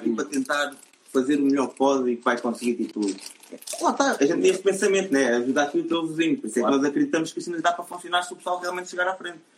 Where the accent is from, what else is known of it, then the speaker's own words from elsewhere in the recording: Almada, Setúbal, Portugal; Eu sou da Almada